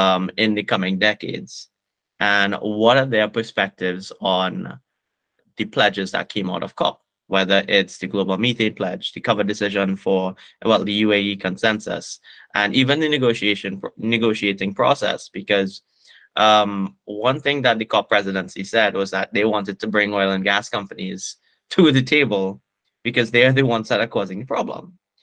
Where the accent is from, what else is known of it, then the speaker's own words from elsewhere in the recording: Trinidad & Tobago; because obviously I'm from Trinidad and Tobago and I'm reporting here